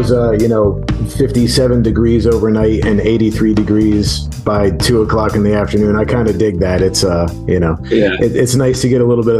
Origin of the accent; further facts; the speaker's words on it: South Florida, United States; moved away as an adult; growing up in South Florida.